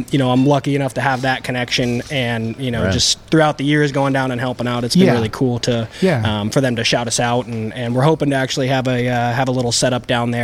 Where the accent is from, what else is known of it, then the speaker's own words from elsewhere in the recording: Mission Viejo, California, United States; I grew up in Orange County in Mission Viejo.